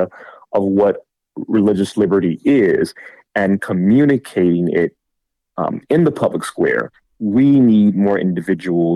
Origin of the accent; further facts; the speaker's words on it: Georgia, United States; my home state of Georgia